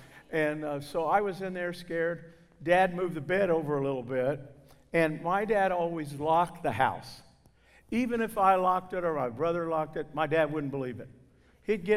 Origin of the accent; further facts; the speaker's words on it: southern Indiana, United States; accent: northern twang blended with southern drawl; I'm from southern Indiana, where the swift, rushing waters of the Wabash flow into the strong, muscular arms of the Ohio.